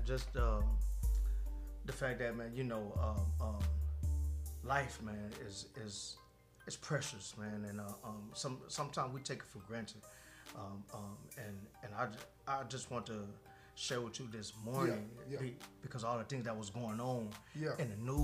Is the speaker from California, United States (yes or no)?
yes; California, United States; now in Tennessee, United States; We're from California.